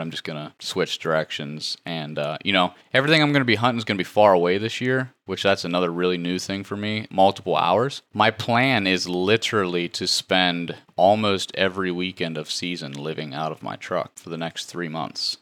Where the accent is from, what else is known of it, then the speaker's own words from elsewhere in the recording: West Virginia, United States; moved away as an adult; now in Missouri, United States; I come from West Virginia. We don't have ag